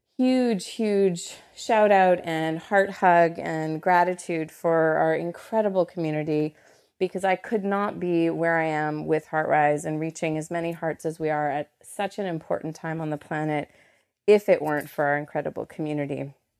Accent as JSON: {"language": "English", "country": "Canada", "said": "And I am Canadian, so whenever I say about, that's there it is. Although my Canadian friends and fam definitely feel I sound a little more Americana."}